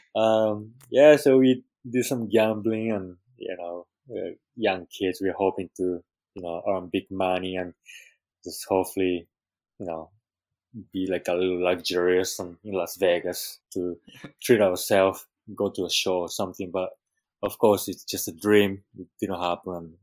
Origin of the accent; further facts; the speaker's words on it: Japan; also born or lived in Peru; now in Hawaii, United States; growing up in Japan